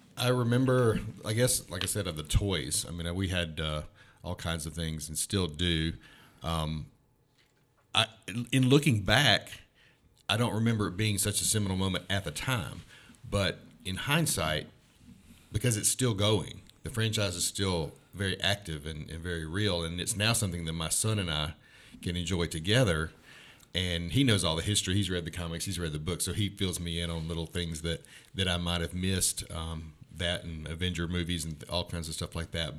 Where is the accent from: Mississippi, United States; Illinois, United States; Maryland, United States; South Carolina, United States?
Mississippi, United States; Starkville; moved away as an adult; also born or lived in Texas / North Carolina / Middle East; I am, uh, a native of Starkville. In a sense, I was born in Texas, and I always thought of myself as this Texan